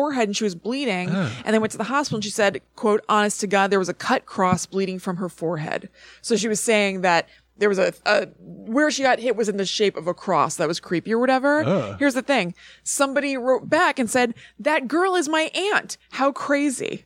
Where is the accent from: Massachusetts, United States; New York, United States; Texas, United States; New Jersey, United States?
New Jersey, United States; Highland Park; I'm from Highland Park, NJ.